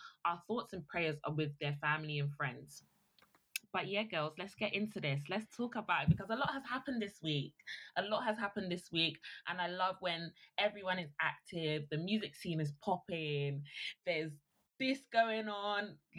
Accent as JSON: {"language": "English", "country": "Nigeria"}